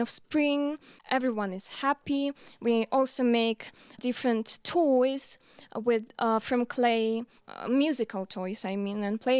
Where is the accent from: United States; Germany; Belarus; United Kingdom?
Belarus; Minsk; we are all from Minsk.